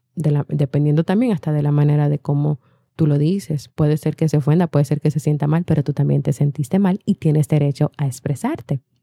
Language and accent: Spanish; Colombia; moved away as an adult; now in Miami, United States; soy colombiana, pero vivo en Miami hace casi 15 años